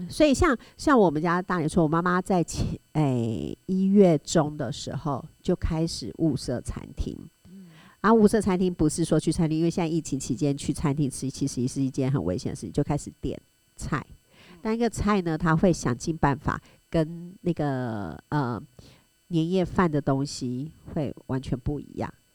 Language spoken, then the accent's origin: Chinese; Tainan, Taiwan; moved away; 但是因为我是台南人